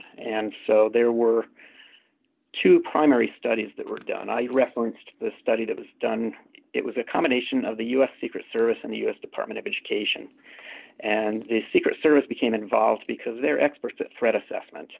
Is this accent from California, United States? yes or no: no; Jefferson County, Colorado, United States; I grew up in Jefferson County, Colorado, which is, as probably many people recognize, where Columbine took place.